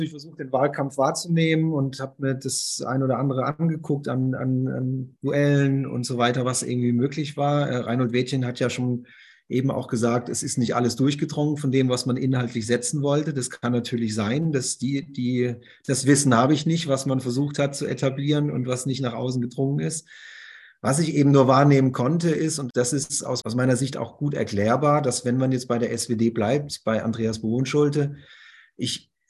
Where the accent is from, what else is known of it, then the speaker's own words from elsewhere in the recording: Bremen, Germany; dass man sich für die Innenstadt fast schon schämt als Bremer und Bremerin.